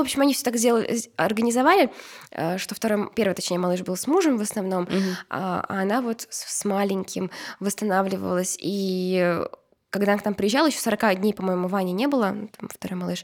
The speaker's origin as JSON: {"language": "Russian", "country": "Uzbekistan", "said": "я из Узбекистана"}